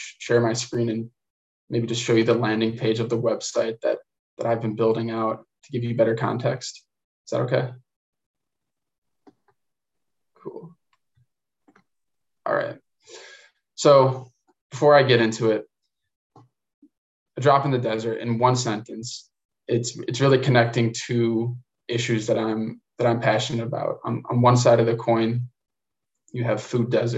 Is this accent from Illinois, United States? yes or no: yes; Illinois, United States; I'm from Illinois